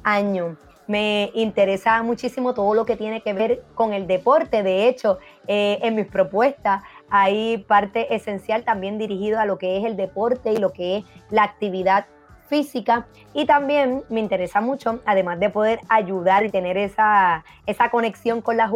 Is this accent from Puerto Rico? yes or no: yes; Ponce, Puerto Rico; una joven ponceña eh, obviamente nací aquí en Puerto Rico, que tiene muchas ganas de servir